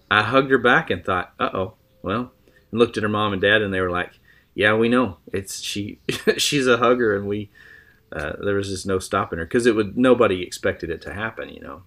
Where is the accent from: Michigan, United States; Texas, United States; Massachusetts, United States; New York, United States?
Texas, United States; Lubbock; I was born in Lubbock, Texas